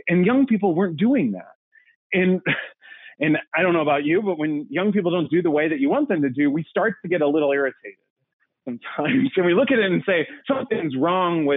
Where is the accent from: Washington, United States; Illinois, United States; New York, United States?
Illinois, United States; Aviston; moved away as an adult; I grew up in Southern Illinois, about an hour and a half southeast of St. Louis, town of 1,000. And in fact, actually, Aviston, Illinois is where it is